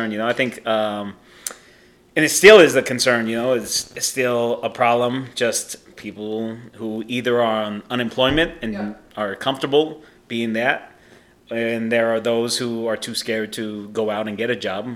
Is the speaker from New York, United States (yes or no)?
no; Albuquerque, New Mexico, United States; I grew up here in Albuquerque, New Mexico